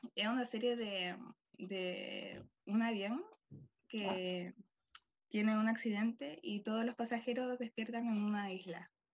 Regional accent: Chile; soy de Chile

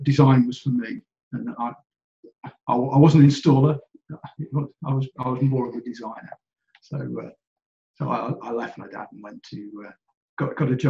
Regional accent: Alfreton, East Midlands, United Kingdom; I grew up in Derbyshire

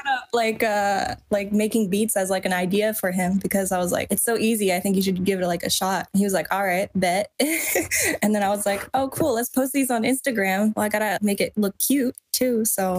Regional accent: Seattle, Washington, United States; moved away as an adult; now in Columbus, United States; I'm originally from Seattle, but I moved to Columbus, Ohio to be with Beatmaster.

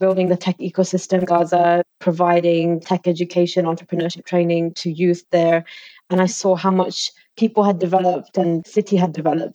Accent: London, United Kingdom; So I am an East Londoner at heart, just like yourselves. And I was born and raised in London

